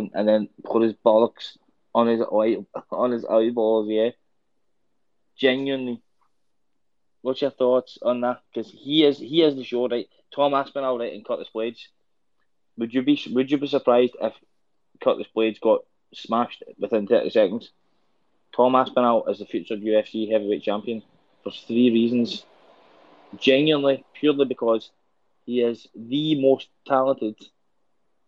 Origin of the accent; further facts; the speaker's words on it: Scotland, United Kingdom; as a Scottish person